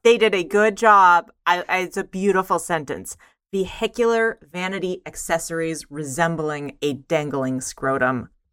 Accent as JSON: {"language": "English", "region": "Eastern Kentucky", "country": "United States", "tie": "born or raised there", "said": "growing up in Eastern Kentucky"}